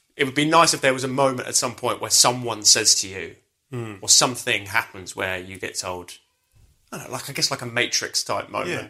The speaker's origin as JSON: {"language": "English", "town": "Brighton", "region": "South East England", "country": "United Kingdom", "tie": "born or raised there", "said": "I grew up in Brighton."}